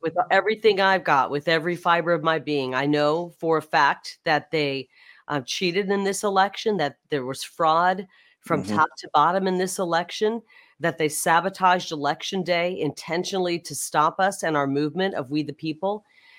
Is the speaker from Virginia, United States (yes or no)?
no; Iowa, United States; since I was born in Iowa, raised in Iowa and came out here